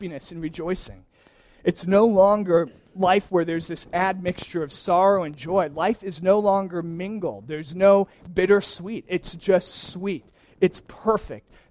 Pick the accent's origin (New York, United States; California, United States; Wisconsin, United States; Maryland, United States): Wisconsin, United States; moved away; I grew up in Wisconsin, which has miserable weather this time of year